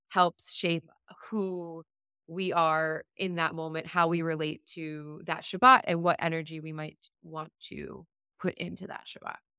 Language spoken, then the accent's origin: English; South Florida, United States; I grew up in South Florida